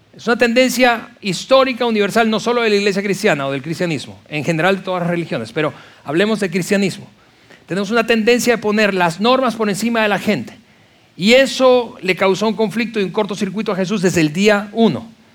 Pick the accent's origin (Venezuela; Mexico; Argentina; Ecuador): Venezuela; yo en la iglesia que crecí de nuevo, en Venezuela